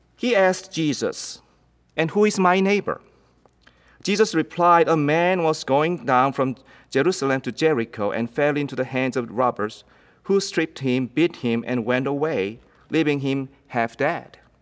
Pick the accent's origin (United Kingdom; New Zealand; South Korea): South Korea; English is a second language; moved away as an adult; now in United States; When I lived in Korea